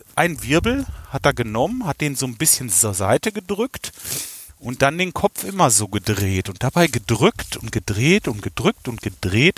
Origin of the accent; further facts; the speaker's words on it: Kalletal, North Rhine-Westphalia, Germany; ich komme aus dem Kalletal